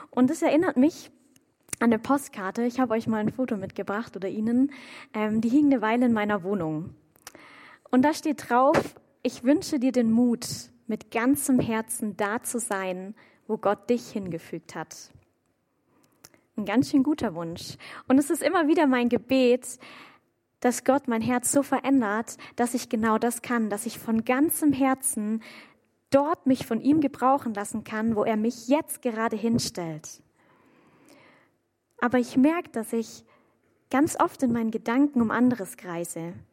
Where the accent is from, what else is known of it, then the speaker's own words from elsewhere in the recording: Waldbronn, Baden-Württemberg, Germany; komme ich ursprünglich aus Waldbronn, auch ein bisschen kleinerer Ort. Und meine Eltern, die wohnen dort direkt am Feldrand. Und als ich noch zu Hause gewohnt habe, da hatte ich aus meinem Zimmerfenster einen Blick direkt auf Kuhweiden.